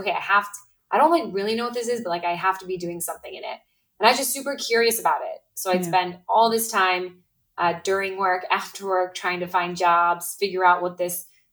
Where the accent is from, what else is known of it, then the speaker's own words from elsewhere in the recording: Midwest, United States; now in Brooklyn, United States; I grew up in the Midwest